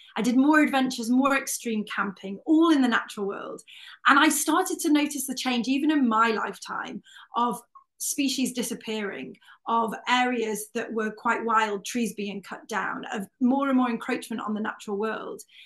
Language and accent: English; North Wales, United Kingdom; I grew up in North Wales, um, about 20 miles from Snowdonia National Park